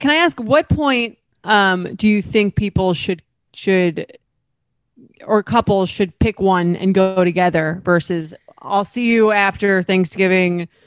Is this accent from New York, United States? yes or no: yes; Long Island, New York, United States; now in New York City, United States; I'm from Long Island, so and I live in New York City